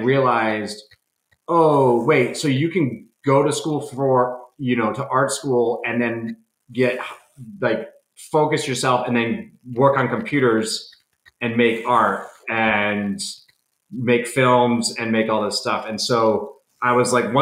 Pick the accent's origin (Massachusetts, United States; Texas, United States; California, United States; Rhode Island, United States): Rhode Island, United States; I'm from Rhode Island